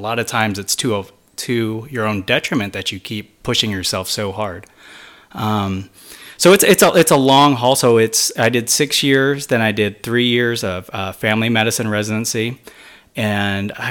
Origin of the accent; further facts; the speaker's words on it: Missouri, United States; moved away as an adult; also born or lived in Hawaii; Since I was born and raised in Missouri, it was good to get out and branch out and live somewhere else.